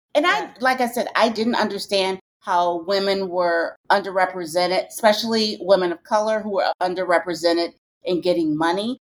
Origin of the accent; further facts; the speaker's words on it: Detroit, Michigan, United States; I'm from Detroit, Michigan